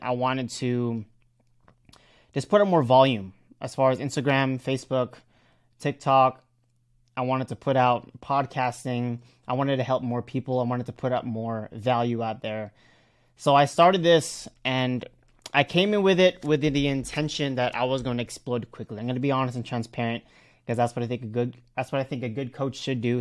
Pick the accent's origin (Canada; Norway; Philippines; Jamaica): Philippines; Cebu, Central Visayas; I'm from Cebu